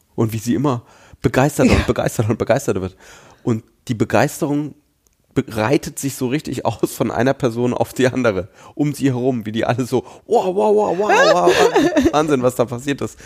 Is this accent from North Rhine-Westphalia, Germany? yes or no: no; Nuremberg, Bavaria, Germany; im großen Teil meiner Jugend und Kindheit bin ich in Nürnberg aufgewachsen.